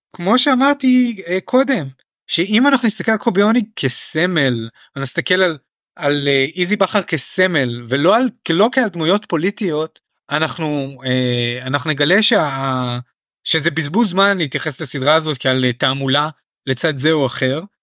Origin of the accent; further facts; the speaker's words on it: Israel; החוויה שלנו כישראלים